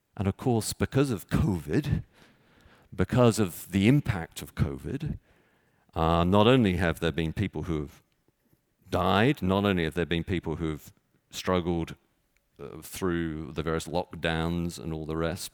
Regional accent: Texas, United States; now in Chicago, United States; I was born in Texas

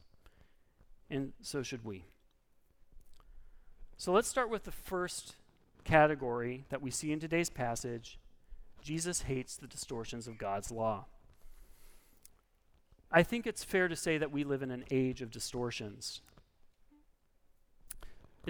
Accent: Oregon, United States; I'm from Oregon

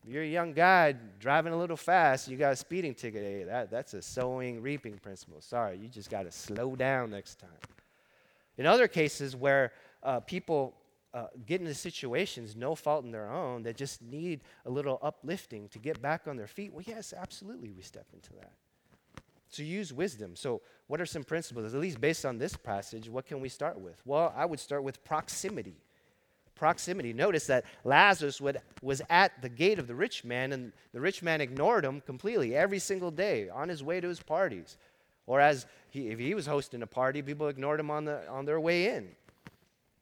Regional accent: Los Angeles, California, United States; I grew up in East L.A. I started working at 7-Eleven in East L.A. as a teenager

